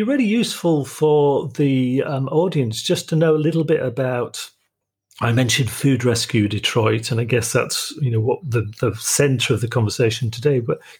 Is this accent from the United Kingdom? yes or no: yes; Yorkshire and the Humber, United Kingdom; accent: Yorkshire; I'm from originally from Yorkshire in the north of England, but I live in the south, so my Yorkshire accent's probably softened quite a lot.